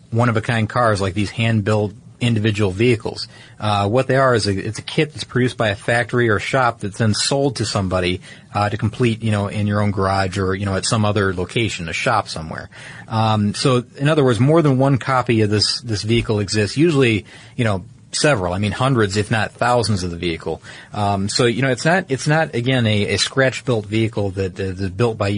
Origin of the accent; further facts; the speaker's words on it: California, United States; and here in my home state of California, it's registered as a special construction vehicle.